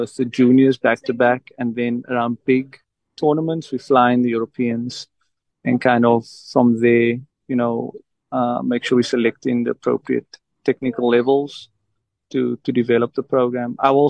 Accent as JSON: {"language": "English", "country": "South Africa", "said": "If maybe my South African, you know, being South African, maybe I can convince a few people to wave the red, white and blue."}